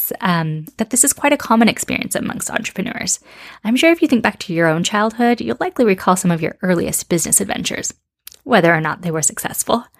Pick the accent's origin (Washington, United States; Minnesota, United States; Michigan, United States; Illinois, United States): Washington, United States; Seattle; moved away as an adult; also born or lived in Madrid, Spain / Amsterdam, Netherlands; I grew up in Seattle in the US, but moved to Spain in my mid-20s.